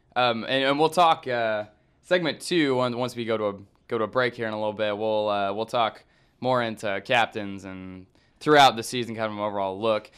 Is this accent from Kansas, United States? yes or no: yes; Kansas, United States; I'm from Kansas